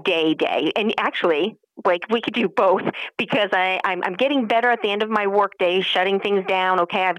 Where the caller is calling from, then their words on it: Albany, New York, United States; So, we are in upstate New York, so Albany area.